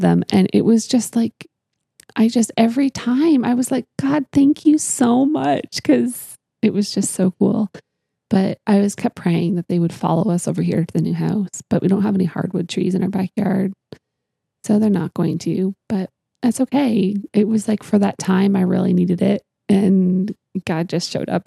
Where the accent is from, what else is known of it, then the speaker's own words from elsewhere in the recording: Canada; I'm from Canada